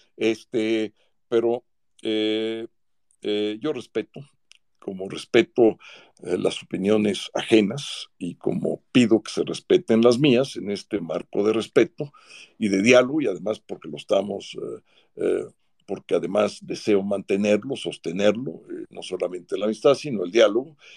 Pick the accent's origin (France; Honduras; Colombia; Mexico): Mexico; antes de ser panista soy mexicano eh, y soy ciudadano